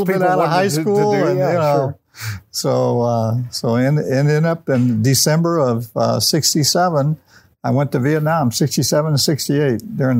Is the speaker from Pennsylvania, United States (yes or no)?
no; Alton, Illinois, United States; also born or lived in Bethalto, Illinois / Wood River, Illinois / St. Charles, Illinois; I was born and raised here in the Alton area. I was born at Alton Memorial Hospital back in 1947, so I'll tell you my age right away. And pretty much lived in this community, both in the Alton area